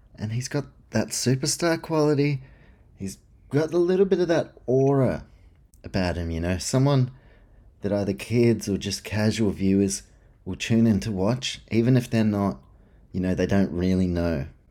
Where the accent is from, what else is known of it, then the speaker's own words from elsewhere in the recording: New Zealand; as a Kiwi